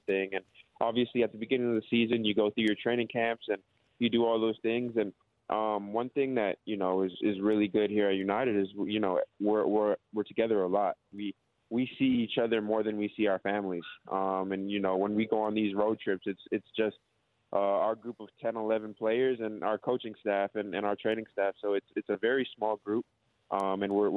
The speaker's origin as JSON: {"language": "English", "town": "Toronto", "region": "Ontario", "country": "Canada", "moved": "yes", "lives_now": "Melbourne, Australia", "said": "I'm from Toronto, Canada"}